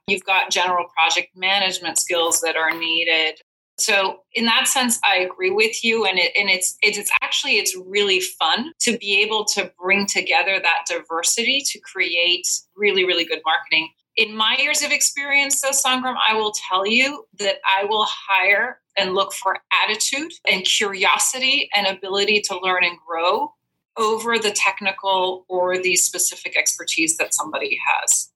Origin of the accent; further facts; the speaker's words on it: Belgium; moved away as an adult; now in United States; I'm originally from Belgium